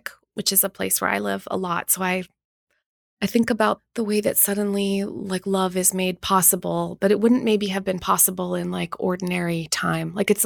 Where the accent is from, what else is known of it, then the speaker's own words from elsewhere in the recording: Winnipeg, Manitoba, Canada; also born or lived in England; I grew up in Winnipeg